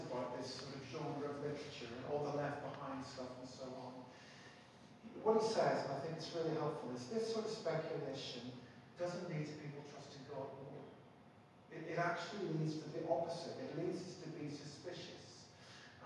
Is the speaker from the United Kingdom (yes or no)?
yes; Belfast, Northern Ireland, United Kingdom; When I was growing up in Belfast, I used to go to this place called the Faith Christian Bookshop.